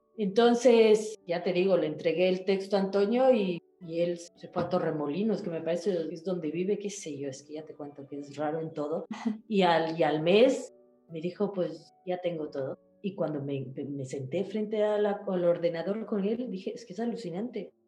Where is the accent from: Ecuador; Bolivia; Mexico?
Ecuador; moved away as an adult; also born or lived in Africa / Nigeria / United States / Chile; now in Madrid, Spain; yo nací en Ecuador, pero mm, mi papá es italiano, inmigrante italiano